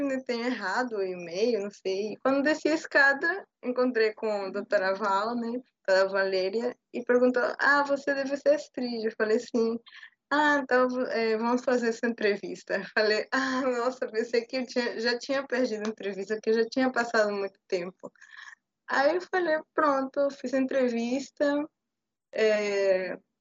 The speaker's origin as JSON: {"language": "Portuguese", "country": "Peru", "second_language": "Portuguese", "moved": "yes", "lives_now": "Bahia, Brazil", "said": "sou peruana, morada no Brasil já há um tempo"}